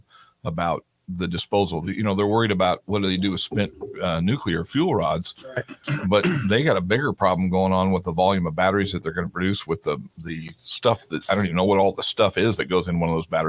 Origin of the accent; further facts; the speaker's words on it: California, United States; moved away; also born or lived in Florida; I was born in California